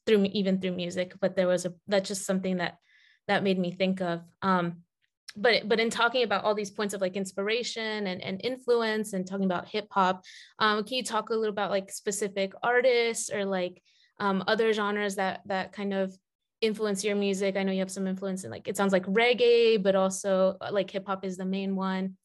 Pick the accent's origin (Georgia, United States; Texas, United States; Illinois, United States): Georgia, United States; Atlanta; I grew up in Atlanta